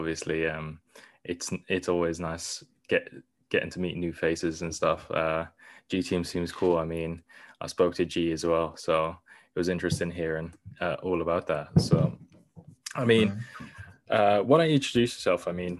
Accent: Norway; born there; I was born in Norway and essentially the same thing. I never got a Norwegian passport even though I was born there.

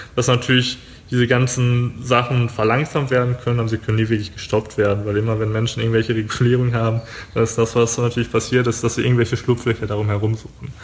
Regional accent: Germany; wir sind jetzt aus Deutschland

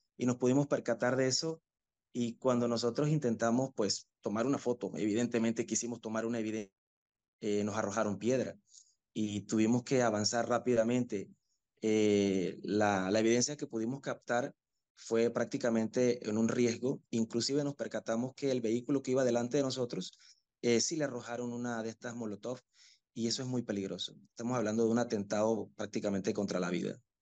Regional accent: Panama; las personas que trabajamos, que igual somos panameños

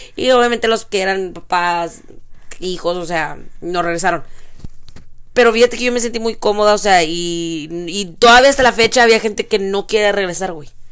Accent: Mexico; now in United States; nací en México

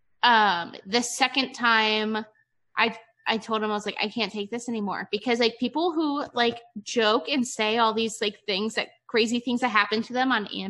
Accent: Ohio, United States; born or raised there; moved away as an adult; now in Nevada, United States

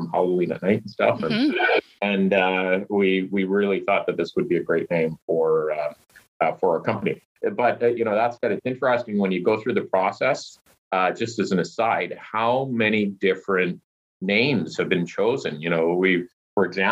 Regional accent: Stewart, British Columbia, Canada; I grew up in Stewart, British Columbia

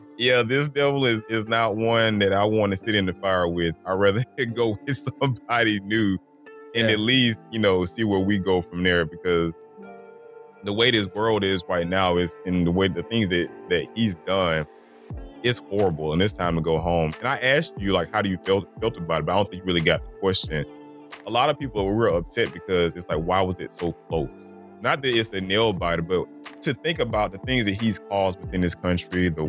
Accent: DeKalb County, Georgia, United States; also born or lived in Macon, Georgia; I grew up in DeKalb County. So I am a Georgia boy. I'm homegrown

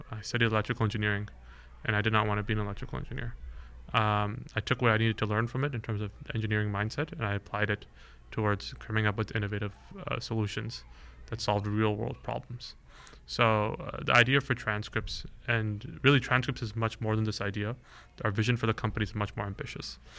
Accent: Bay Area, California, United States; I grew up here in the Bay Area

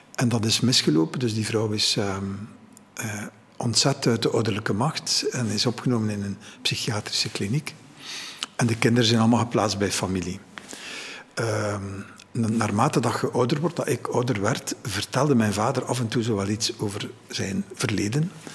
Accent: Ghent, Flanders, Belgium; ik ben geboren in Gent, maar mijn ouders zijn even buiten Gent in de te gaan wonen.

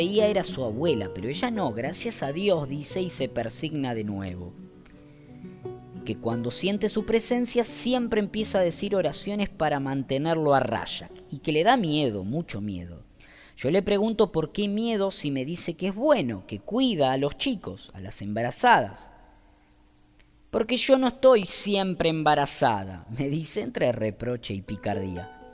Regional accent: Wanda, Misiones, Argentina; Los de Posadas no saben esas cosas, nosotros los del interior las conocemos. Yo soy de Wanda

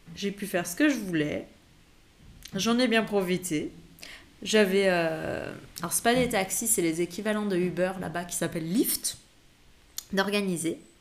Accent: France; moved away; en tant que Français, quand tu as un passeport français

